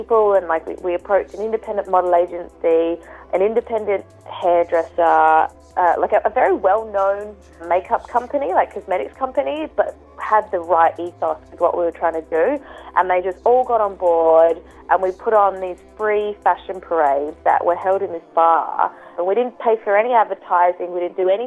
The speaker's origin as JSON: {"language": "English", "town": "Adelaide", "region": "South Australia", "country": "Australia", "tie": "born or raised there", "said": "I grew up in Adelaide, I'm friends with, like, quite a lot of people"}